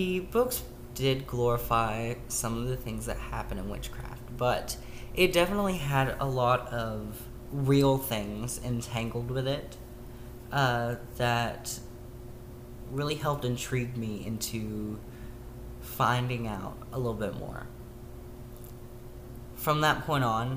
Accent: Tennessee, United States; I grew up in the Bible Belt of Tennessee

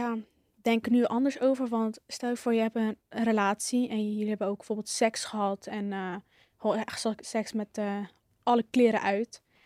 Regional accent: Hellevoetsluis, South Holland, Netherlands; ik kom uit Hellevoetsluis, Zuid-Holland

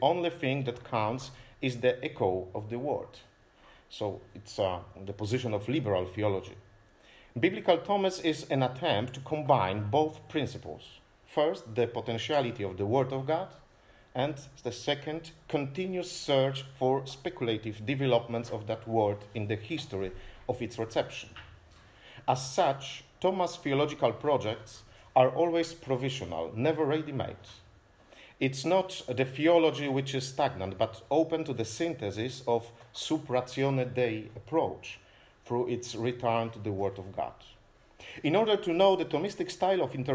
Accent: Toruń, Kuyavian-Pomeranian Voivodeship, Poland; I'm from Torun, so the birthplace of Nicolaus Copernicus

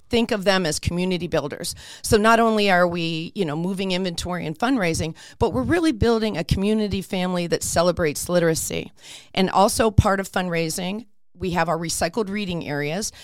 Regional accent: Warren, Pennsylvania, United States; moved away as an adult; also born or lived in Midtown Manhattan, New York / Long Island, New York; now in Peoria, Arizona, United States; actually born in a little town called Warren, Pennsylvania

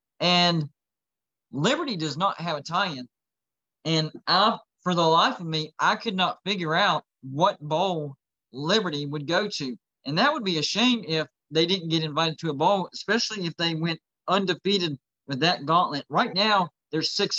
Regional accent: West Virginia, United States; I'm from West Virginia

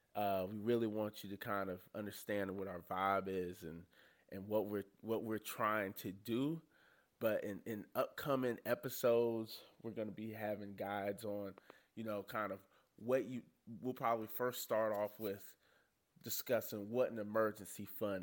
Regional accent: the South, United States; honestly, we're all three from the South.

